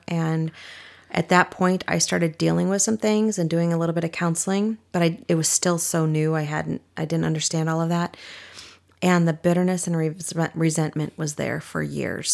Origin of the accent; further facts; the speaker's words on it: Minnesota, United States; moved away; also born or lived in Washington / San Diego, California; I was born in Minnesota